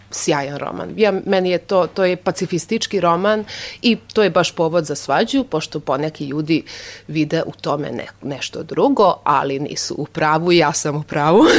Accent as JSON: {"language": "Croatian", "town": "Novi Sad", "region": "Vojvodina", "country": "Serbia", "tie": "born or raised there", "first_language": "Hungarian", "second_language": "Croatian", "said": "lakše da prevodim na mađarski, naravno, pošto mađarski znam mnogo bolje, iako sam odrasla tu u Novom Sadu, pa govorim solidno i srpski jezik"}